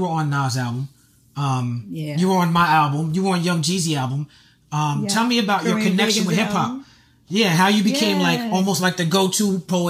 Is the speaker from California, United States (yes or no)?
no; New York City, New York, United States; I'm from Brooklyn